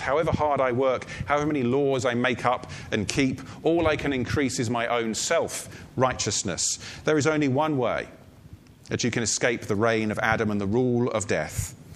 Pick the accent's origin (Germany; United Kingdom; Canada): United Kingdom; I hold a passport as a British citizen.